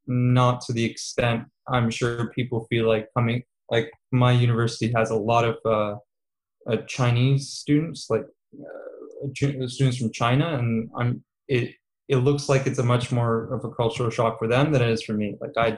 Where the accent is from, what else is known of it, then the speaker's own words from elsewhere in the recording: Qatar; moved away as an adult; also born or lived in Serbia; now in Canada; I was born in Serbia. I'm 23 years old. When I was 4 years old, my parents moved us out to a small Middle Eastern nation called Qatar. And I was there in a British school, hence the lack of accent, till I was 18.